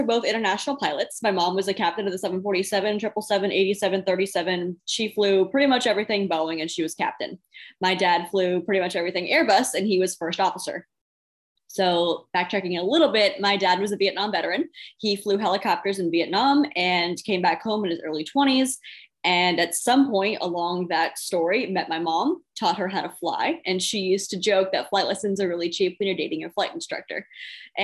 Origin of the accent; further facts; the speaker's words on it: Phoenix, Arizona, United States; moved away as an adult; now in Virginia, United States; I was born and raised in Phoenix, Arizona